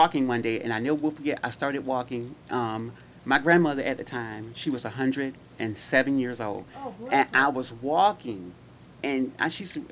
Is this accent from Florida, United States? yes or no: no; Gary, Indiana, United States; born or raised there; moved away